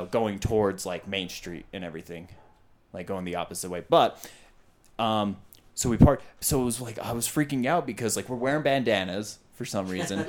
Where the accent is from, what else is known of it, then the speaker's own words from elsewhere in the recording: Utah, United States; We're from Utah.